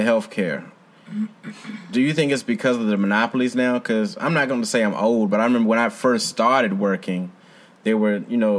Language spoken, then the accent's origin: English; Prince George County, Virginia, United States; I'm from Prince George. And okay. Now, back when I was growing up, we had a Petersburg address